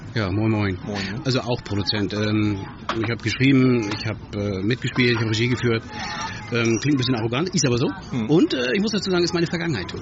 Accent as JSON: {"language": "German", "region": "hometown in Schleswig-Holstein", "country": "Germany", "tie": "born or raised there", "said": "in meiner Heimatstadt"}